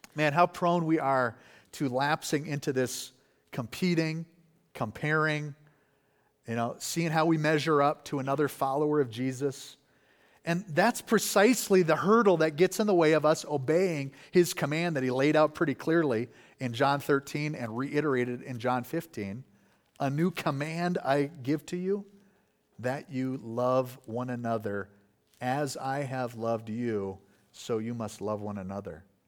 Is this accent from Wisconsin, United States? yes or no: yes; Wisconsin, United States; moved away; I'm from Wisconsin originally